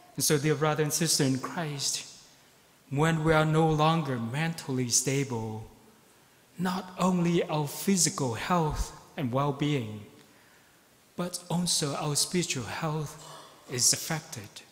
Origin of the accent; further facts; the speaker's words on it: Ho Chi Minh City, Vietnam; now in Beaverton, United States; I am from Saigon